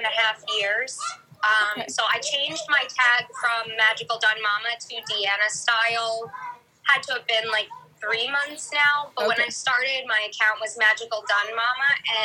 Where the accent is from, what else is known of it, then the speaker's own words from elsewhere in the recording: New York, United States; moved away as an adult; now in Gainesville, United States; I am 34 years old, and I'm from New York, but I live in Gainesville, Florida right now. We've been here for probably like two and a half years now